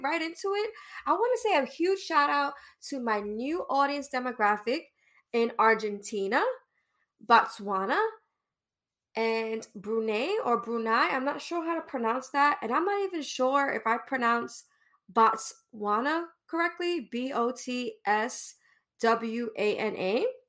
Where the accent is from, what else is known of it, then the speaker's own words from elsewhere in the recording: New York City, New York, United States; I'm from Brooklyn East New York